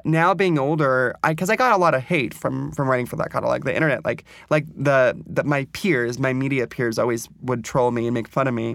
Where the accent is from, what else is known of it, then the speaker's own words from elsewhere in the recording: Ventura, California, United States; moved away as an adult; also born or lived in New York; I grew up poor in Ventura.